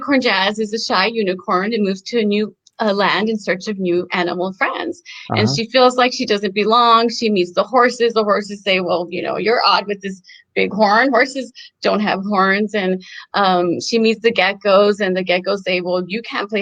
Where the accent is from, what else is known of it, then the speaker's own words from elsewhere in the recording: El Paso, Texas, United States; moved away; I grew up in El Paso, Texas